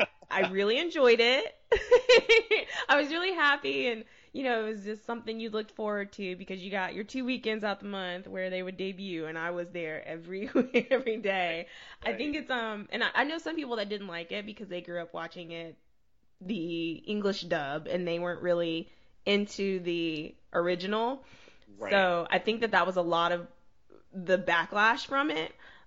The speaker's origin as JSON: {"language": "English", "region": "Mississippi", "country": "United States", "said": "I was from there, military child, so I lived everywhere."}